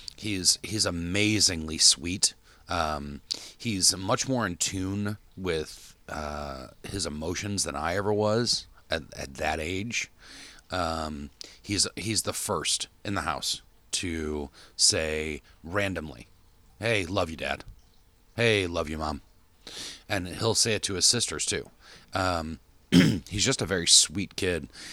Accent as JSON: {"language": "English", "town": "Park Ridge", "country": "United States", "tie": "born or raised there", "moved": "yes", "said": "growing up in Park Ridge is that our friends didn't live far"}